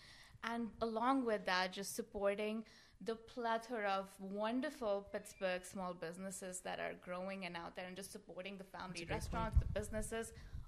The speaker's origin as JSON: {"language": "English", "country": "India", "moved": "yes", "lives_now": "Gibsonia, United States", "said": "I come from a family of foodies from India, and I am from India."}